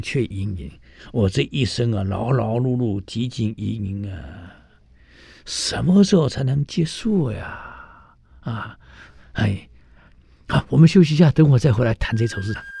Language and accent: Chinese; Taiwan; moved away; 我们台湾人喜欢泡老人茶